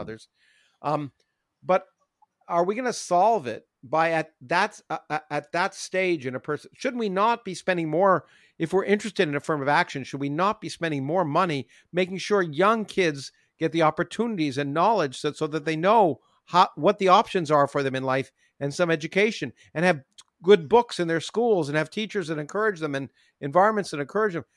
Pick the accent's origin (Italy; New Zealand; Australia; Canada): Canada; moved away; I grew up in Canada